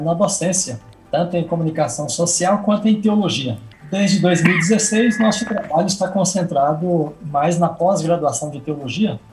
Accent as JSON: {"language": "Portuguese", "region": "Goiás", "country": "Brazil", "tie": "born or raised there", "also_born_or_lived": "Bahia", "moved": "as an adult", "said": "eu sou natural de Goiás e trabalhei na minha terra durante seis anos como pastor de igreja"}